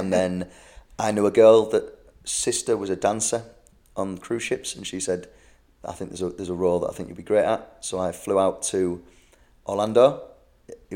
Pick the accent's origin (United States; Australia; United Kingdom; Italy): United Kingdom; England; I am from England